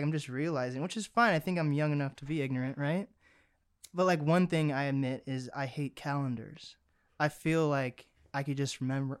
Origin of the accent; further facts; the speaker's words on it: Seattle, Washington, United States; Like in Seattle, I grew up like in Seattle, like East Seattle. And then I recently moved like 30, 40 minutes away from Seattle. And now I'm in like the literal woods.